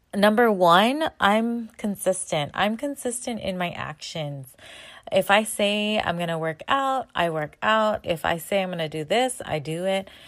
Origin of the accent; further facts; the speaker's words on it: San Diego, California, United States; I am Filipino American. I grew up in San Diego.